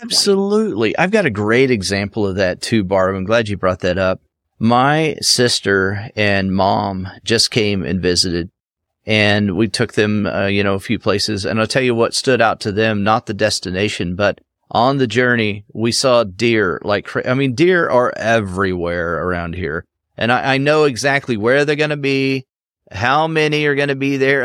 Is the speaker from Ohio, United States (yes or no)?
yes; Cincinnati, Ohio, United States; there is a cincinnati nature center right here in my back i mean it's five minutes for me to go uh, to that location where, you know, in my hometown here